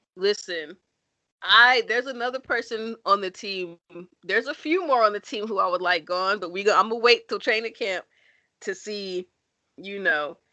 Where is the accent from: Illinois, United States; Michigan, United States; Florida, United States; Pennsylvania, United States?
Illinois, United States; Chicago; I'm from Chicago